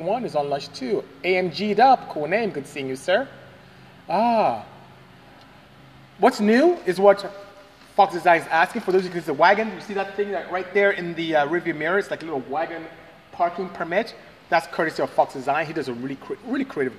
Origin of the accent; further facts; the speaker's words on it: Nigeria; I am Nigerian. I'm from West Africa, Nigeria, to the exact coastal West Africa